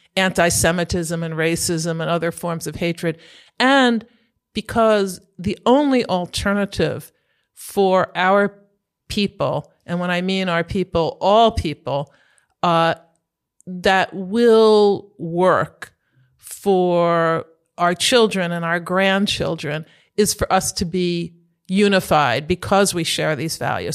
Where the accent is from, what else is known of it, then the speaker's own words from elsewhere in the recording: United States; moved away as an adult; now in Germany; I was born in the US and brought up as an American, a proud American, always knowing about my German origins